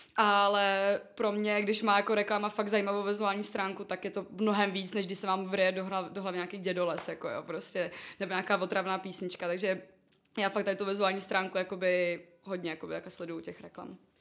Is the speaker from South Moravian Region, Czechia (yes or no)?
no; Prague, Czechia; jsem z Prahy.